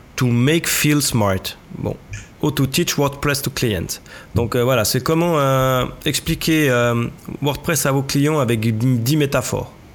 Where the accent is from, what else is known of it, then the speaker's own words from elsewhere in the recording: Switzerland; chez nous en Suisse